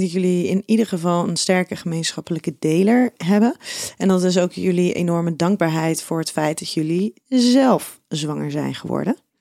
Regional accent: Schiedam, South Holland, Netherlands; jij komt ook uit Schiedam, net als ik

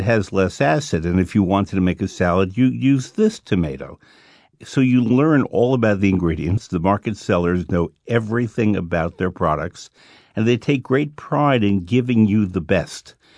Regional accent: New York, United States; I'm a New Yorker

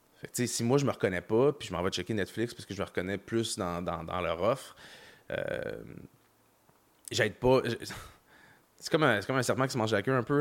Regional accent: Montreal, Quebec, Canada; J'ai grandi à Montréal

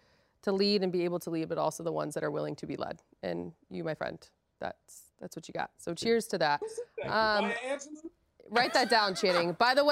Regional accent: Ohio, United States; now in Los Angeles, United States; I am in LA. I will support

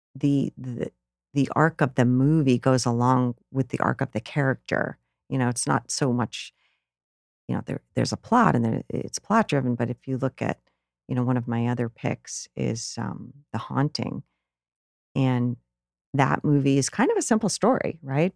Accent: Rutland, Vermont, United States; the downtown area where I grew up in Rutland, Vermont.

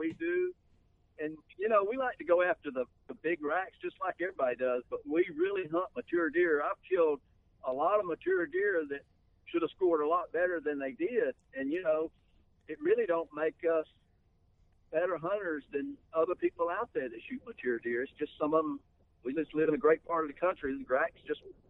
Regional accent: the South, United States; now in Iowa, United States; growing up in the South

